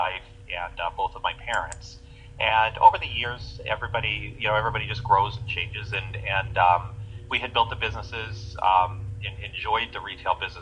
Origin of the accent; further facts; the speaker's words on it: California, United States; I grew up in Lake Tahoe, California